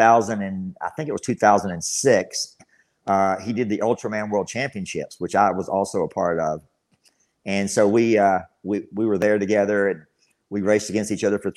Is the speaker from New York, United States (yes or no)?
no; Abilene, Texas, United States; I've spent all my life in Abilene, Texas